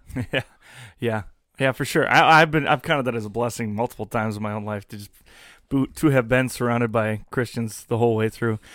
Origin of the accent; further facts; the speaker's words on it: United States; I'm an American